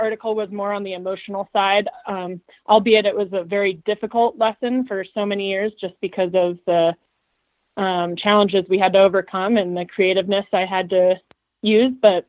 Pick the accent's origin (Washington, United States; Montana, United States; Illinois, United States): Montana, United States; Big Sky; I grew up in Big Sky